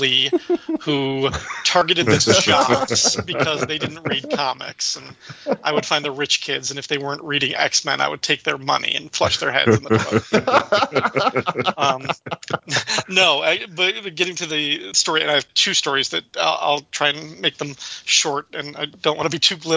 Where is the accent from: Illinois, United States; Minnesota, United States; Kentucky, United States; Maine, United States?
Illinois, United States; DeKalb; my hometown of DeKalb, Illinois, where I grew up